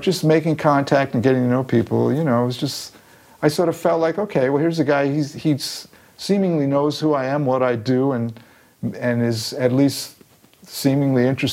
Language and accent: English; New York, United States; moved away as an adult; now in Los Angeles, United States; I lived my whole life in New York. I guess I'm forever a New Yorker